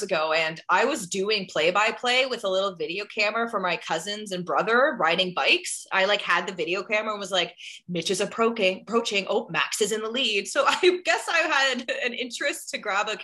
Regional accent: Ottawa, Ontario, Canada

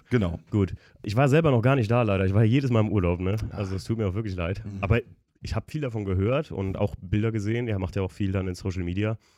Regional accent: Koblenz, Rhineland-Palatinate, Germany; Also das ist hier bei uns in der Gegend, also wir kommen hier alle aus der Gegend um Koblenz rum und das ist in, hier in der Eifel in Polch

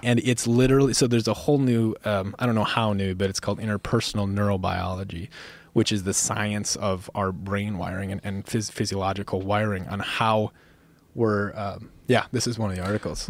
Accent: Minnesota, United States; also born or lived in Montana; now in Bozeman, Montana, United States; where I grew up in Minnesota

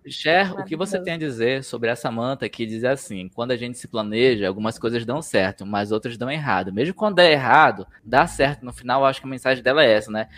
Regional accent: Manaus, Amazonas, Brazil; also born or lived in São Paulo; now in Curitiba, Brazil; lá da minha terra, que é Manaus

